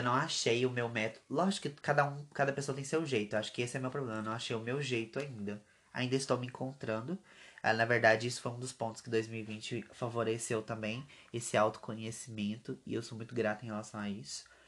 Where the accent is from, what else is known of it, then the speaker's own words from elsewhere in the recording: Brazil; a gente é brasileiro